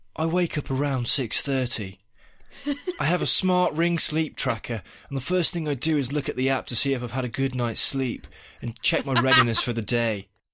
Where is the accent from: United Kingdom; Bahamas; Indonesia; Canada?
United Kingdom; now in United States; As a Brit and a parent living in America through this election cycle